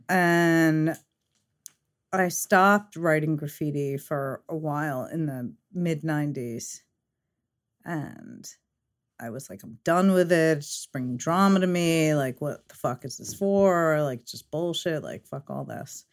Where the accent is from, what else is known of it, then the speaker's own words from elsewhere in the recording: New York City, New York, United States; also born or lived in Long Island; I'm originally from Fresh Meadows, Queens.